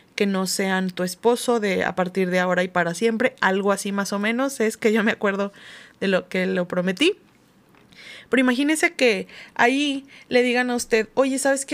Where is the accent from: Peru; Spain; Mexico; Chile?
Mexico; como cultura latinoamericana o mexicana